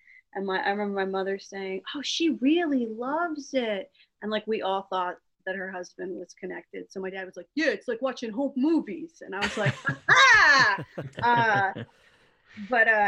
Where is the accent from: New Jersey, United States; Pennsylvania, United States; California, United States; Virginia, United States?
New Jersey, United States; Flemington; I grew up in Raritan Township. Flemington is the mailing address, and it's in Hunterdon County